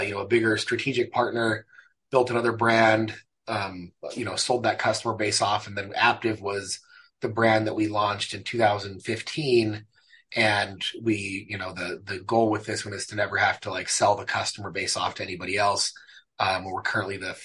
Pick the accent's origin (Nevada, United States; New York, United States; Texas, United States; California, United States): California, United States; San Bernardino; moved away as an adult; also born or lived in Mexico City, Mexico; now in Utah, United States; I grew up in Southern California, San Bernardino